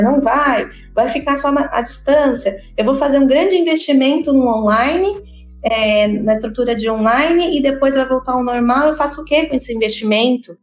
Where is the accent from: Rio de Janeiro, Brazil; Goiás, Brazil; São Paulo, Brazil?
São Paulo, Brazil; Campinas; eu sou originalmente de Campinas